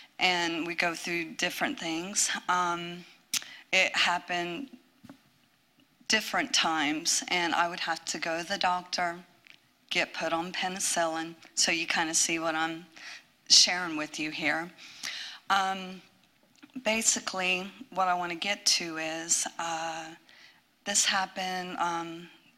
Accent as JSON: {"language": "English", "region": "Ohio", "country": "United States", "moved": "as an adult", "said": "I'm from Ohio"}